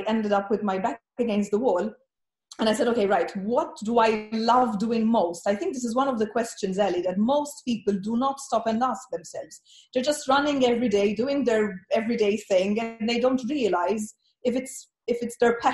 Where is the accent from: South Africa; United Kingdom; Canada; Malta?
Malta; moved away as an adult; also born or lived in Ireland; now in Malaga, Spain; I am from the very tiny island of Malta, or Malta